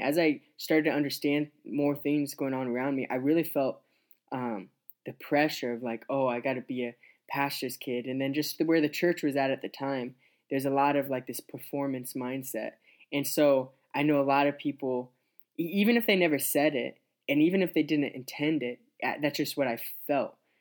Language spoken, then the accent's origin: English; Scottsbluff, Nebraska, United States; also born or lived in Grand Island, Nebraska / Columbus, Nebraska; we moved to Scotch Bluff, and that's where my dad started pastoring, lead pastoring a church. And I grew up there till I was around twelve years old